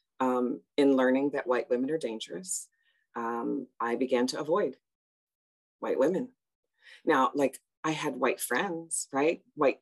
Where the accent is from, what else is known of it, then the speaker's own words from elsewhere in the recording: Chicago, Illinois, United States; originally I am from Chicago. I am a Southsider, and all Southsiders have to proudly say they're Southsiders because the South Side of Chicago gets forgotten. And I grew up in a very multicultural, multi-ethnic place